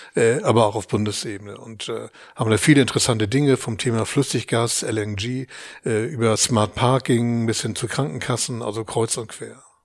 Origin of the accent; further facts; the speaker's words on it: Hamburg, Germany; ich bin, bin in Hamburg geboren, äh, wer Hamburg gut kennt, im Nordosten, in den Walddörfern